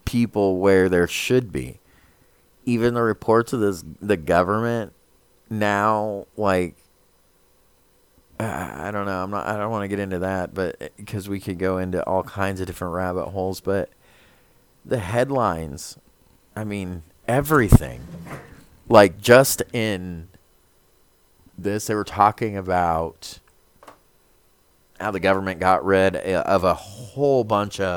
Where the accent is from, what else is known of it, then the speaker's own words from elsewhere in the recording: United States; as an American